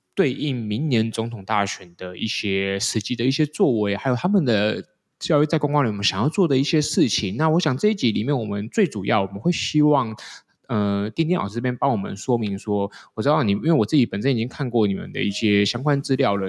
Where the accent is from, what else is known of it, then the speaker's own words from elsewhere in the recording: Taiwan; 台湾这个节骨眼已经，我应该说，我们现在是全世界出生率最低的国家嘛